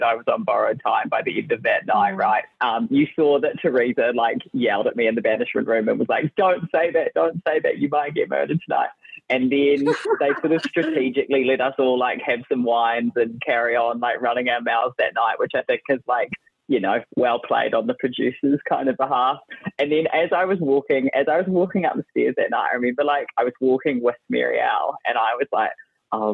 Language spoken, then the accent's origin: English; New Zealand; I'm from New Zealand